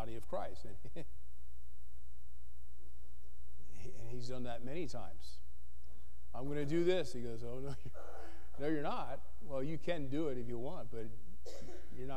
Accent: the East, United States; now in Berthoud, United States; I grew up in the East

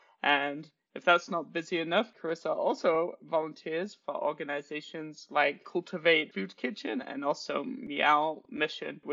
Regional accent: United Kingdom; I'm British and I grew up drinking Yorkshire tea

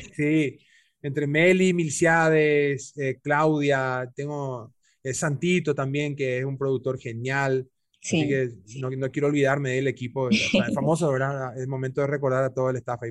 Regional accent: Paraguay; esa capacidad camaleónica que tenemos paraguayas y paraguayos

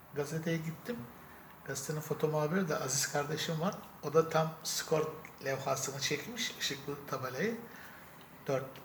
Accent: Sakarya, Turkey

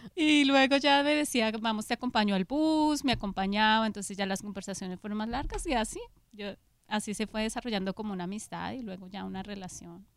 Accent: Bogotá, Colombia; nací en Colombia, en Bogotá

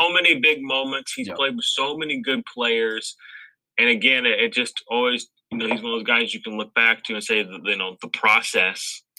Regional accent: Missouri, United States; I'm from Missouri.

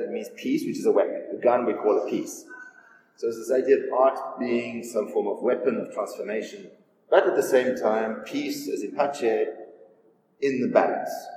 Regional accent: South Africa; moved away as an adult; also born or lived in New York; growing up in South Africa

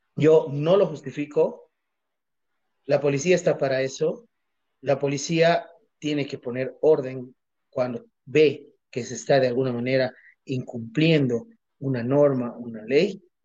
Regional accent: Bolivia; como bolivianos

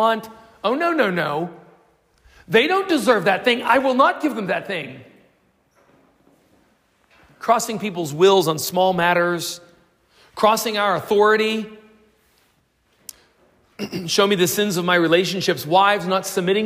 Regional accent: United States; now in South Africa

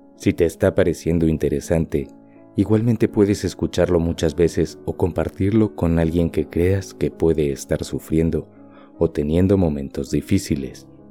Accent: Mexico; Como mexicano

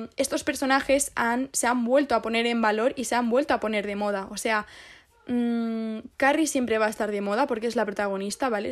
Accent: Guadalajara, Castilla-La Mancha, Spain; now in Madrid, Spain; ahora estoy en Guadalajara. en mi pueblo

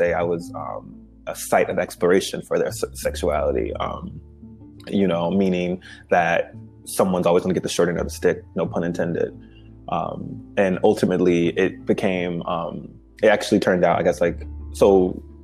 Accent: Chicago, Illinois, United States; I grew up in Chicago, two-parent household

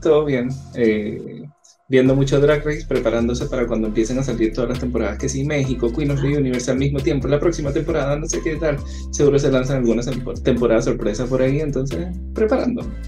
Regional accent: Chile; Acá en Chile, como el inglés no es nuestro primer idioma

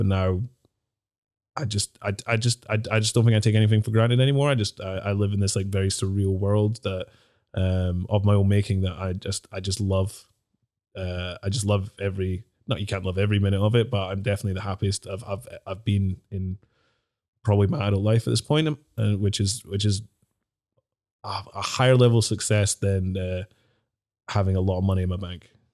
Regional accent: Dundee, Scotland, United Kingdom; also born or lived in Glasgow; growing up in Dundee, I used to get, like, slagged a lot when I was a kid

